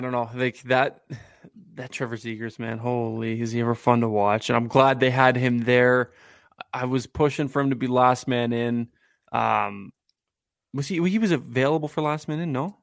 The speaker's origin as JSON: {"language": "English", "town": "Guelph", "region": "Ontario", "country": "Canada", "tie": "born or raised there", "said": "I grew up in Guelph, Ontario, not in the United States, contrary to popular belief."}